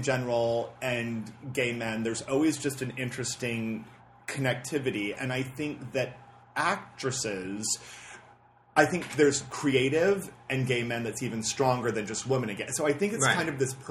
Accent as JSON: {"language": "English", "town": "Riverside", "region": "California", "country": "United States", "tie": "born or raised there", "also_born_or_lived": "New York", "lives_now": "Los Angeles, United States", "said": "born and raised in Riverside, California, which is, you know, 50 miles from here. So I'm a Southern California guy"}